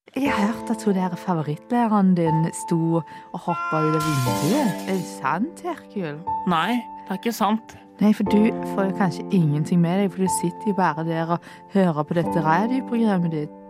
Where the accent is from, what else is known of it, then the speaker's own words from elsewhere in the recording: Fetsund, Akershus, Norway; Jeg er jo egentlig fra Fettsund